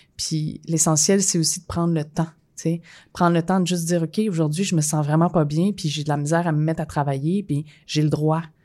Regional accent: Quebec, Canada

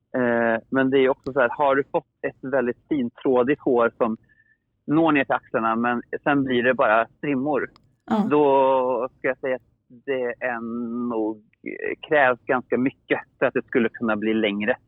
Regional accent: Åmål, Västra Götaland, Sweden; jag är från Åmål

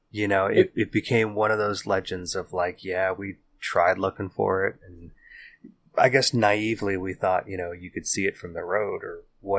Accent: California, United States; we wander back through the hazy halls of our memories growing up in the Bay Area in the 80s and the 90s

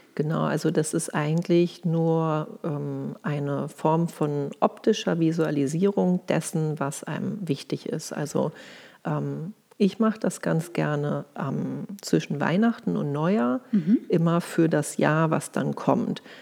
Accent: Hamburg, Germany; now in Berlin, Germany; Und ich komme eigentlich aus Hamburg, lebe aber schon länger in Berlin

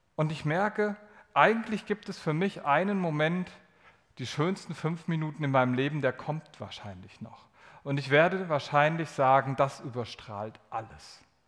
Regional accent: Germany; Also bin ich ja aus Deutschland

